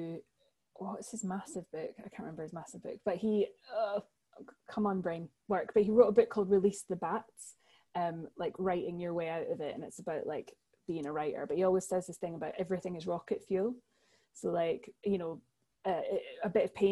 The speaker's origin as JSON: {"language": "English", "town": "Edinburgh", "region": "Scotland", "country": "United Kingdom", "tie": "born or raised there", "also_born_or_lived": "London", "moved": "as an adult", "said": "my family are very West Coast, even though I was brought up in Edinburgh"}